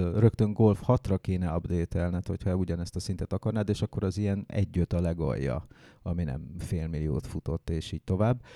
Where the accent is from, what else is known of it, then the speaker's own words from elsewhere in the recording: Hungary; én bár vidéki gyerek vagyok